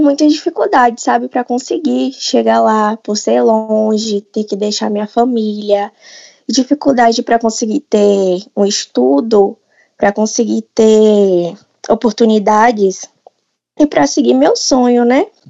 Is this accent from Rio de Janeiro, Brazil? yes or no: no; interior of Bahia, Brazil; eu sou do interior da Bahia, é, seis horas de viagem de Salvador